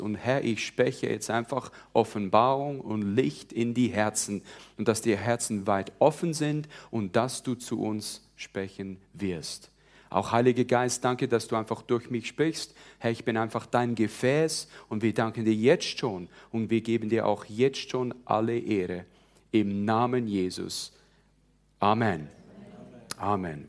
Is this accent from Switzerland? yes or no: yes; Switzerland; moved away as an adult; now in South Carolina, United States; ihr hört es ja sicher schon ein bisschen, also ich bin Schweizer, in der Schweiz aufgewachsen, aber ich wohne seit 20 Jahren in den Staaten